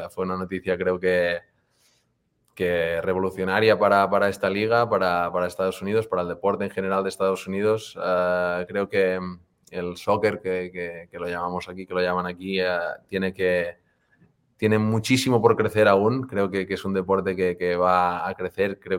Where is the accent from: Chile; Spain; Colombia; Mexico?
Spain; Banyoles, Catalonia; moved away as an adult; also born or lived in Girona / Vigo / Barcelona; now in Kansas City, United States; Yo soy de Bañolas, que es un pueblo de, Girona